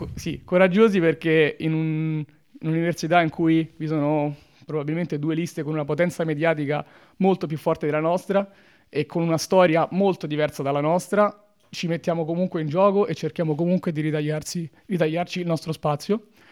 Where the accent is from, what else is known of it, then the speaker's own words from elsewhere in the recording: Latina, Lazio, Italy; moved away as an adult; now in Trento, Italy; vengo da Latina, ridente eh, località spesso all'ombra